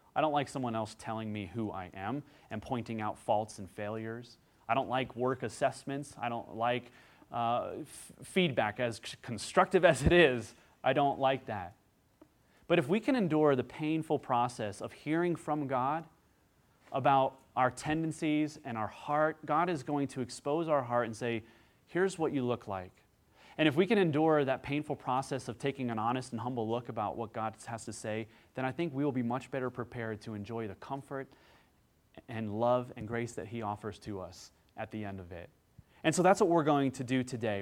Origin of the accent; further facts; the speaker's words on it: Midwest, United States; growing up in the Midwest